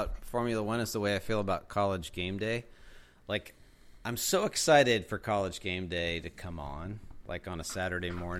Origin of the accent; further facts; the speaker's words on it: Pittsburgh, Pennsylvania, United States; I grew up in Pittsburgh